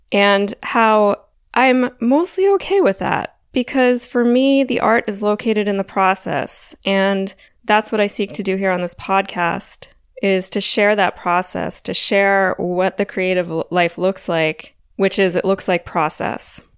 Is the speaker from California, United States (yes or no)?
no; Delaware, United States; I grew up on the East Coast in Delaware